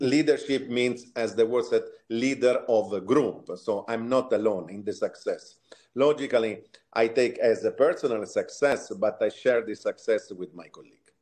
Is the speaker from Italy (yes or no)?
yes; Sansepolcro, Tuscany, Italy; moved away; originally, I'm from uh, Italy, Tuscany, a small villa, let's say, a small city near uh, Florence. It's called San Sepolcro